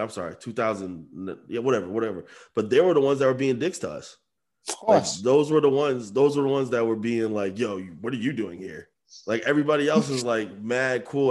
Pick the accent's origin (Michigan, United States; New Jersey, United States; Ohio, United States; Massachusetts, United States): Massachusetts, United States; Amherst; we're townies, we're from Amherst